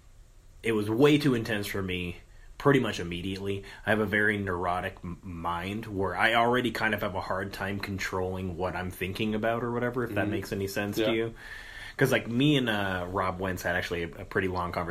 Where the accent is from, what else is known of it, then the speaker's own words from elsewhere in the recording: Tucson, Arizona, United States; moved away; I grew up actually in Tucson